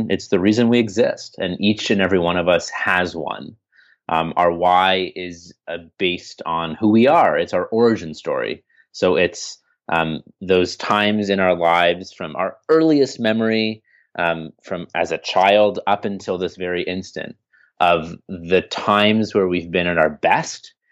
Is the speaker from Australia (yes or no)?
no; Canada; I'm from Canada, eh?